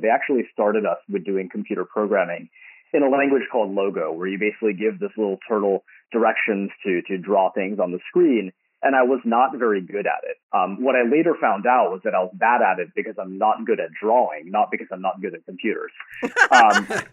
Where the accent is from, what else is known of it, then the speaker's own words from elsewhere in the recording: San Jose, California, United States; also born or lived in Berkeley / Stanford; I grew up in San Jose until high school. And then we moved up the peninsula.